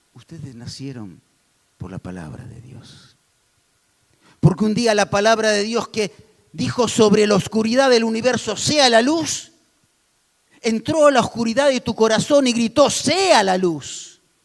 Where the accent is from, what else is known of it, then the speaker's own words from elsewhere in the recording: Argentina; somos vivos los argentinos